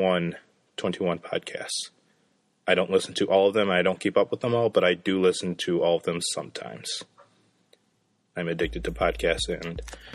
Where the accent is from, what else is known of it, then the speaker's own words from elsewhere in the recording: Michigan, United States; moved away; I'm from Michigan